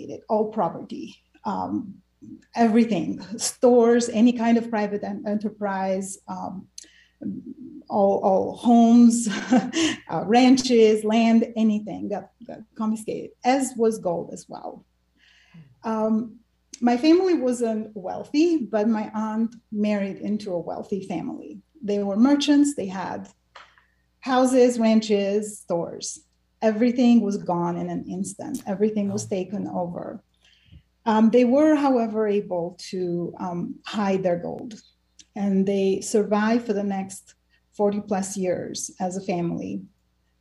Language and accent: English; Albania; also born or lived in Bulgaria; now in United States; growing up in Albania, which experienced one of the most severe dictatorships